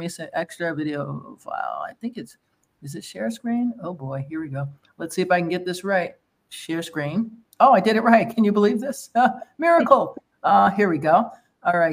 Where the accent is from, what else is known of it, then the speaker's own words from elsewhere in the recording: United States; as American